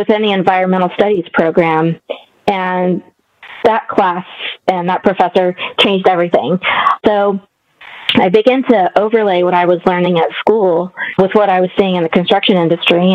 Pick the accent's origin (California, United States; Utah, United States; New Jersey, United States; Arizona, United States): California, United States; Morgan Hill; Our family had a business in the small town that I grew up in here in California, Morgan Hill